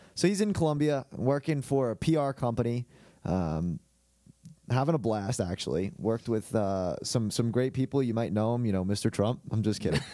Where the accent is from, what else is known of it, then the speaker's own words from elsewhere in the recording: Hicksville, New York, United States; moved away as an adult; now in Columbia, South Carolina, United States; I'm from Lo-, Long Island, okay? I play, uh, I'm from Hicksville. played at a high school called Saint Dominic's